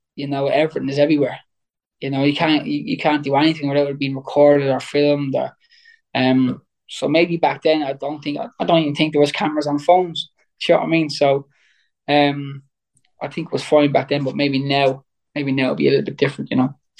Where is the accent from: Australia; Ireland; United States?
Ireland; Waterford, Munster; I was in my hometown